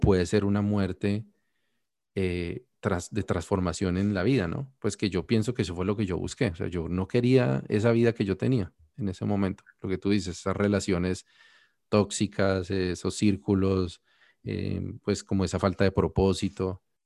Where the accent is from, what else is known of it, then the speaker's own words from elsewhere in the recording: Colombia; now in Canada; yo ya no vivo en Colombia es como yo morí en Colombia y nací en Canadá.